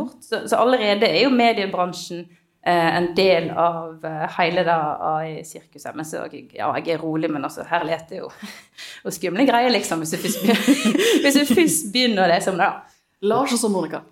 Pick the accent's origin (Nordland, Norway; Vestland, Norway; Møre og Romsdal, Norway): Vestland, Norway; Voss; Voss, for eksempel, der jeg kommer fra